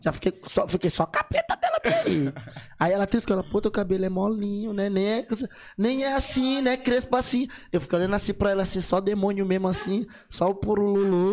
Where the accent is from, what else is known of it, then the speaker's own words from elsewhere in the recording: São Luís, Maranhão, Brazil; Eu sou de São Luís do Maranhão